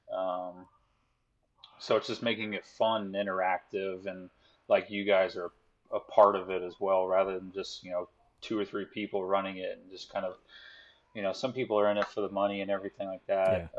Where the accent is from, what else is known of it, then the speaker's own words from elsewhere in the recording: Tampa, Florida, United States; also born or lived in St. Louis, Missouri; I moved to Florida when I was seven